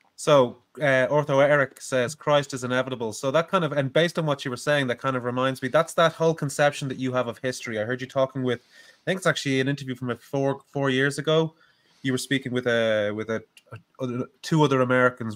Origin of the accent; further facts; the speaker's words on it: Ireland; being an Irish streamer, with that Irish ethnic identity